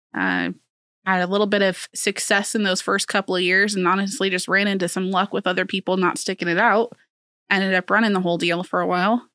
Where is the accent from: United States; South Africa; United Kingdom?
United States; Council Bluffs, Iowa; also born or lived in Silver City, Iowa; born and raised in Council Bluffs with a seven-year stint in Silver City, Iowa.